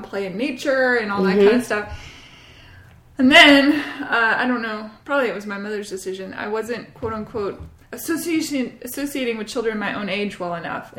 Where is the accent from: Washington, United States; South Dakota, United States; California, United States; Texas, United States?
Washington, United States; Bellevue; also born or lived in Cambridge, England; I grew up though in the Pacific Northwest.